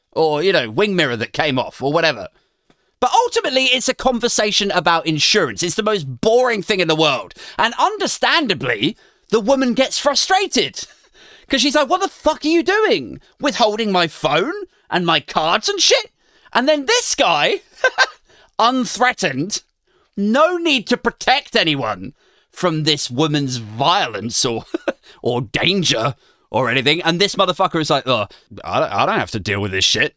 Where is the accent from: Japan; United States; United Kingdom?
United Kingdom